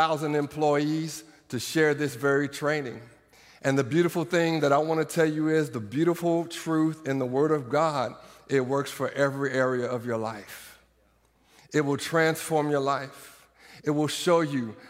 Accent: Iowa, United States; now in Norman, United States; I grew up in Iowa

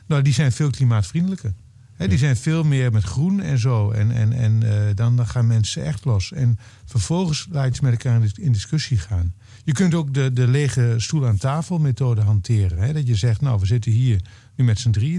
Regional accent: eastern Netherlands, Netherlands; moved away; in het oosten van Nederland, waar ik vandaan kom

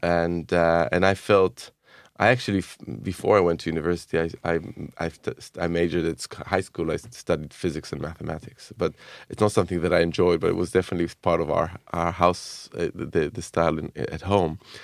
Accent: Jerusalem, Jerusalem District, Israel; I grew up in Jerusalem in the seventies and nineteen eighties

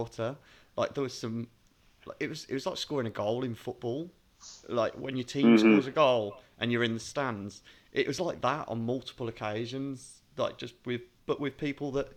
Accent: United Kingdom; a British fan

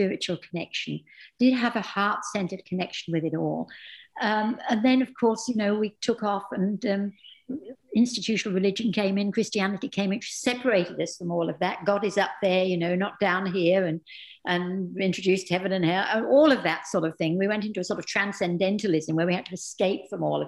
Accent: England, United Kingdom; I'm English

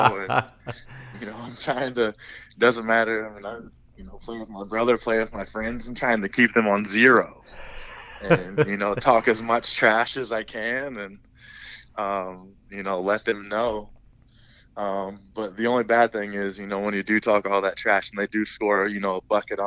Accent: Huntington, Indiana, United States; the whole time was in Huntington

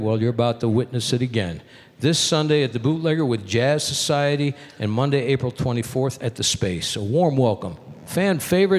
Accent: Hartford, Connecticut, United States; She's from Connecticut, my hometown, Hartford, Connecticut.

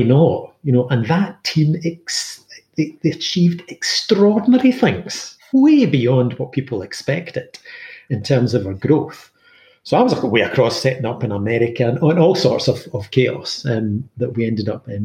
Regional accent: Glasgow, Scotland, United Kingdom; I was born in Glasgow, schooled in comprehensive school in Glasgow

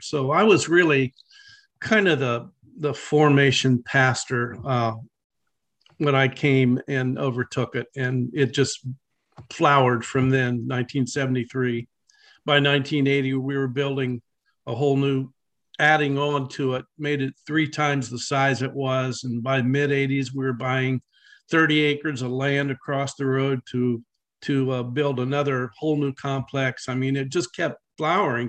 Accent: Dayton, Ohio, United States; now in Columbus, United States; I grew up in Dayton

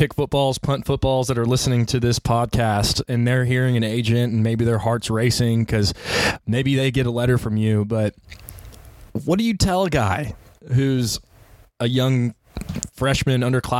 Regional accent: Texas, United States; I'm from Texas out here in the prairie.

